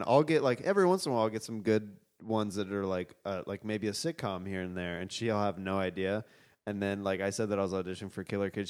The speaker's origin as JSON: {"language": "English", "region": "Midwest", "country": "United States", "moved": "yes", "said": "I'm from the Midwest"}